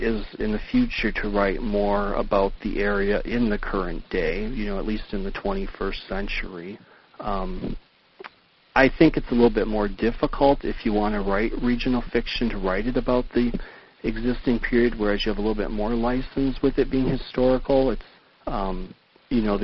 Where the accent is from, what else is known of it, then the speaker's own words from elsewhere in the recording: Upper Michigan, United States; growing up in Upper Michigan